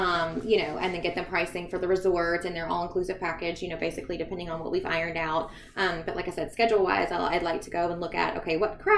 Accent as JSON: {"language": "English", "region": "the South", "country": "United States", "said": "we're Southern, so we're from the South."}